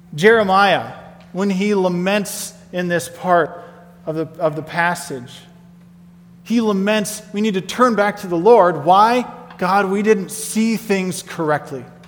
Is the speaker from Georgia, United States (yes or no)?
no; Nebraska, United States; moved away as an adult; also born or lived in Colorado; I grew up in Nebraska, and it took me to move to Colorado before I ever had driven a tractor